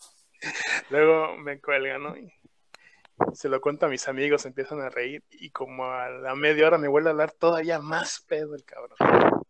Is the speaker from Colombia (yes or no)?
no; Mexico; also born or lived in Toronto; yo ese día decidí regresarme a México